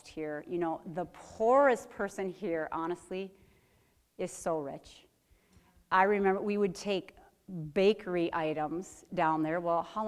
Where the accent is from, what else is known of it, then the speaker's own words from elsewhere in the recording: Platteville, Wisconsin, United States; I was from Platteville, which is a college town